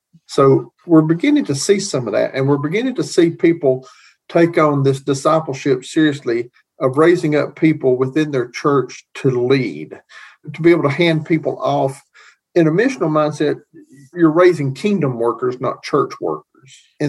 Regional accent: Appalachia, United States; I'm pure Appalachian. I still listen to bluegrass.

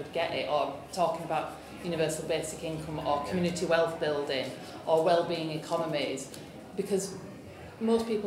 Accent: Yorkshire and the Humber, United Kingdom; I'm from North Yorkshire

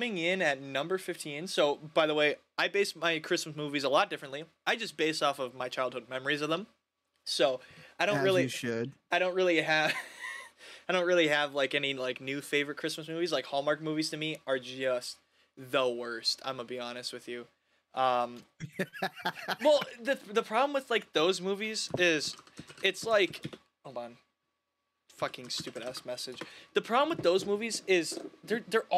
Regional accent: Minnesota, United States; We have Snoopy Land at Valley Fair in Minnesota

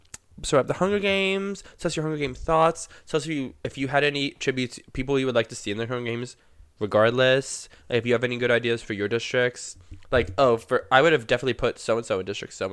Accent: Florida, United States; born there; Since I was born in Florida

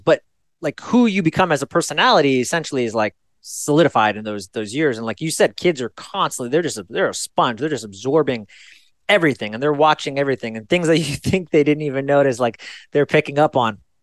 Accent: Fairfield, California, United States; I was born in Fairfield, California. It's a small suburban town

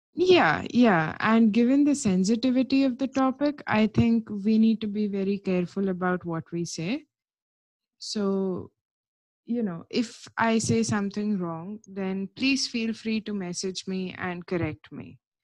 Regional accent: India; now in United Kingdom; as far as my passport goes, I am Indian

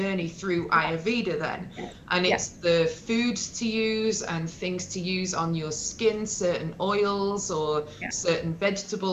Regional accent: England, United Kingdom; a family growing up in England was quite unusual at that time

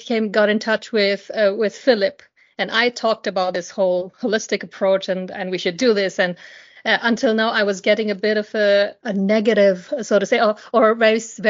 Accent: India; moved away; I grew up in India, and poverty is something that I saw every day

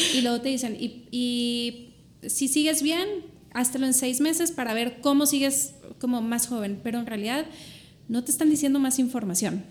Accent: Monterrey, Nuevo León, Mexico; soy de Monterrey yo

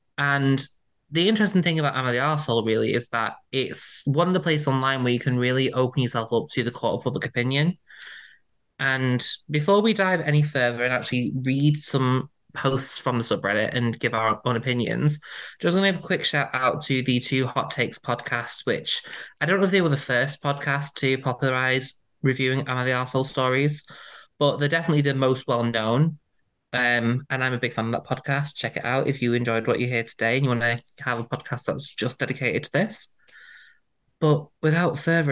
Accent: United Kingdom; I'm British. That's how we say it here

